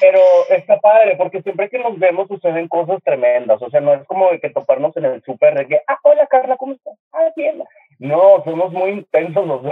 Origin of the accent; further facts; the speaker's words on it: Monterrey, Nuevo León, Mexico; en el Kinder, aquí en Monterrey, porque soy de Monterrey